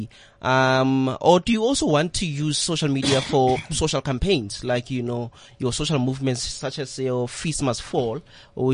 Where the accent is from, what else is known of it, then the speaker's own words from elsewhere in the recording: Pretoria, Gauteng, South Africa; I'm from Soshanguve, a township called Soshanguve in Pretoria